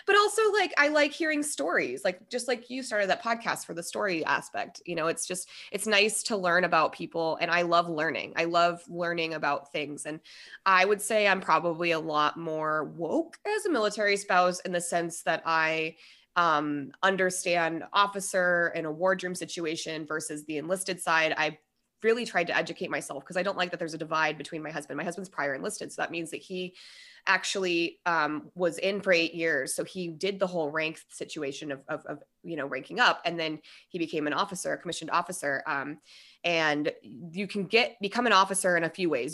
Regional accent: Denver, Colorado, United States; also born or lived in Minnesota; That's what brought us to Colorado

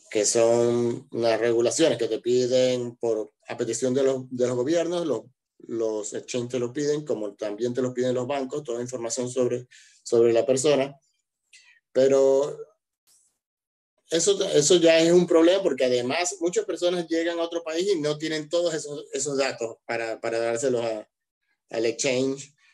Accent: Venezuela; moved away as an adult; now in Argentina; yo soy de Venezuela y emigré a Argentina

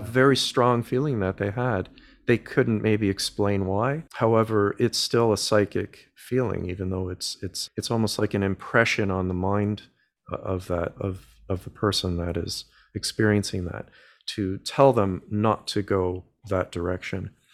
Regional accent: Canada; I'm a Canadian boy, born and raised

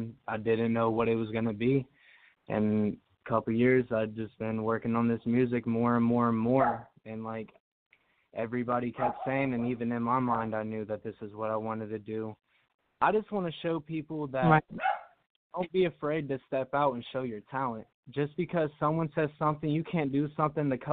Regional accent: Middletown, Ohio, United States; I'm from Middletown, Ohio, so the Midwest

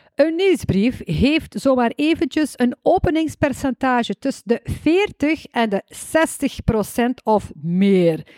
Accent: West Flanders, Belgium; accent: West Flemish

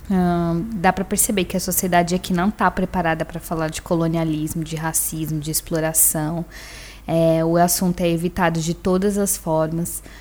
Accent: São Paulo, Brazil; eh, tenho 27 anos, nasci e fui criada em São Paulo, no extremo sul, lá no Grajaú

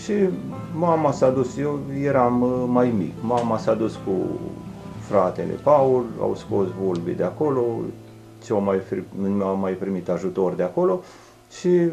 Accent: Oituz, Bacău County, Romania; sunt uh, născut în Oituz, crescut tot în Oituz. Uh, am copilărit uh, tot în Oituz

